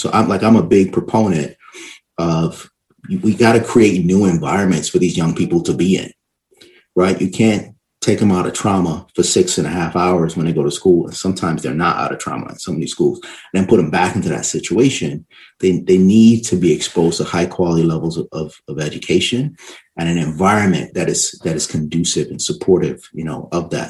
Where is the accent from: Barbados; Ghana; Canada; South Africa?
Barbados; also born or lived in New York City, United States; I'm originally from Barbados, right? And I went to school, public school system in New York City, you know, elementary school. And after that, I actually went back to Barbados and stayed there.